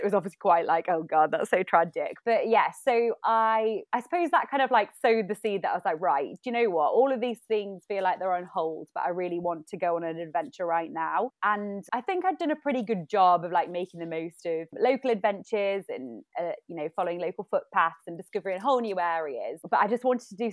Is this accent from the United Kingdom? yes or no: yes; Staffordshire, West Midlands, United Kingdom; moved away as an adult; also born or lived in London; I kind of moved back to stay with my parents back where I grew up in Staffordshire.